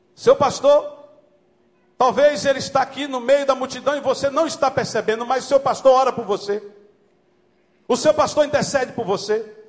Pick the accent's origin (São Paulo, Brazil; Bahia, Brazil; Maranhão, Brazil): Maranhão, Brazil; como diz lá no Maranhão, sou do Maranhão